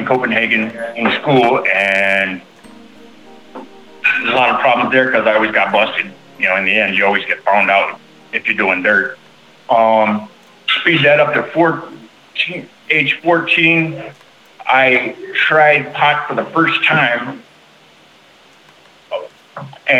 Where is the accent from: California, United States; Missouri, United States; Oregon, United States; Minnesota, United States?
Minnesota, United States; Bloomington; I'm from Bloomington, Minnesota